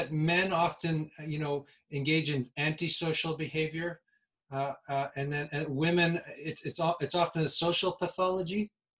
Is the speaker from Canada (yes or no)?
yes; Canada; I'm from Canada, and of course I've been hearing about Aboriginal issues my whole life.